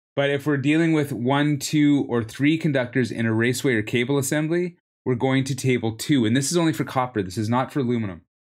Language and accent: English; Canada; also born or lived in Vancouver; I'm from Canada